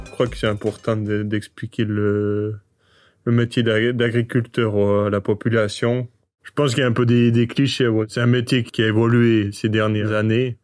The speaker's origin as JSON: {"language": "French", "town": "Le Mouret", "region": "Fribourg", "country": "Switzerland", "tie": "born or raised there", "said": "je viens du Mouret, j'ai 28 ans, je suis agriculteur sur l'exploitation familiale. C'est euh, dans le canton de Fribourg"}